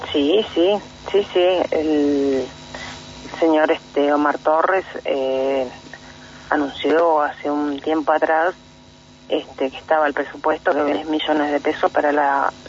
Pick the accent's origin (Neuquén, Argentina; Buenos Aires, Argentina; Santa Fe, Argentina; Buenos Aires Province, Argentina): Neuquén, Argentina; Cuyín Manzano; born or raised there